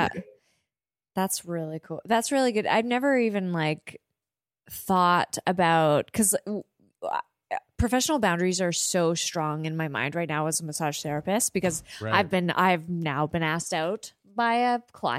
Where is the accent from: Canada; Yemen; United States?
Canada; we're Canadian